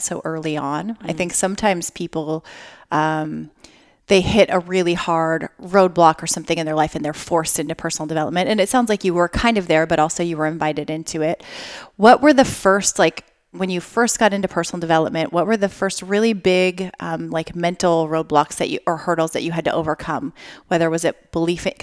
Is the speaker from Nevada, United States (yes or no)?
yes; Las Vegas, Nevada, United States; I grew up in Vegas